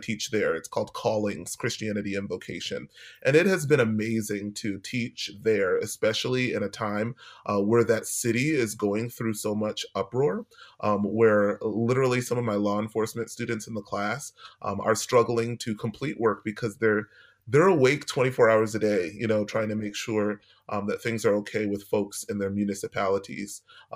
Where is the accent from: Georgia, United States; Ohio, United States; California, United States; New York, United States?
New York, United States; New York City; moved away as an adult; now in St. Louis, United States; I'm from New York City.